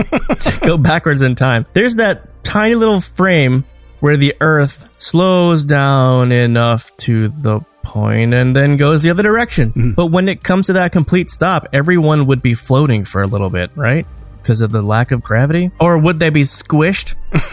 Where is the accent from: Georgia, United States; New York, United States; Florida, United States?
New York, United States; as a New Yorker